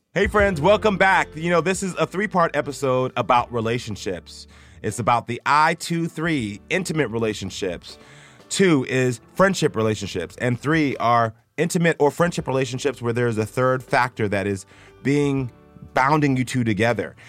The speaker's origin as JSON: {"language": "English", "country": "Jamaica", "said": "I'm Jamaican, so, you know, when I take Ian to Jamaica all the time"}